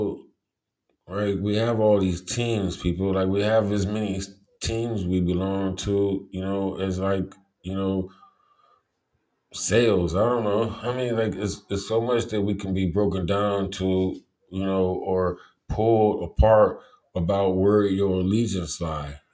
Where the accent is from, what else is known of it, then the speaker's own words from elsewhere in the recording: Cleveland, Ohio, United States; I'm from Cleveland. I didn't grow up around, like, Africans